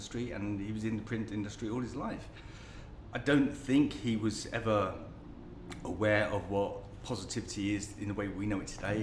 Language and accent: English; London, United Kingdom; moved away as an adult; I was born in northwest London. I was born in Kingsbury, northwest London.